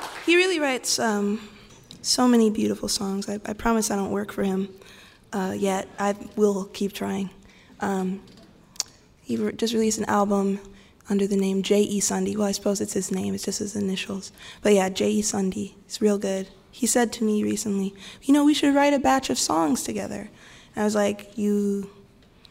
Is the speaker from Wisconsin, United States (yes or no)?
yes; Wisconsin, United States; We're from Wisconsin